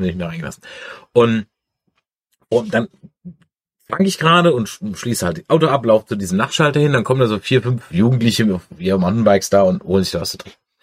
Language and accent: German; Mannheim, Baden-Württemberg, Germany; accent: Mannheimerisch; now in Düsseldorf, Germany; Ursprünglich komme ich aus Monem. Da redet man ganz anders